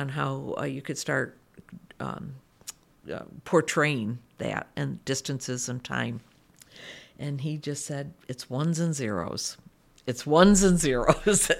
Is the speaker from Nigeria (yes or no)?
no; United States; moved away as an adult; moved back to my home country, which is the United States